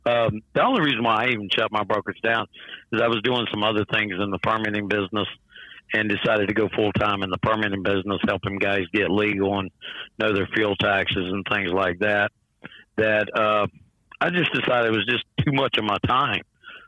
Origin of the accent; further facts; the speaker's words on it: Columbus, Georgia, United States; also born or lived in Oklahoma City; now in Salem, United States; My stomping grounds is just right across the river, Columbus, Georgia.